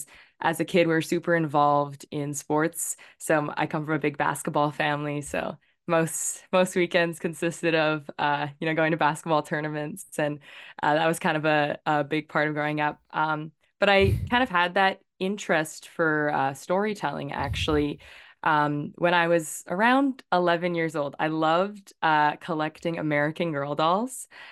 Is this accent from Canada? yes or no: yes; Victoria, British Columbia, Canada; Yeah, so I was born and raised in Victoria, BC. So I'm a West Coast island person. I'm actually here visiting family right now.